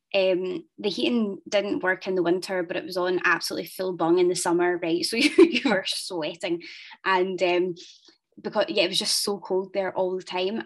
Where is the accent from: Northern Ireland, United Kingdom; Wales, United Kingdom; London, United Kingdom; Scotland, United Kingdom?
Scotland, United Kingdom; Ayr; I'm from Ayr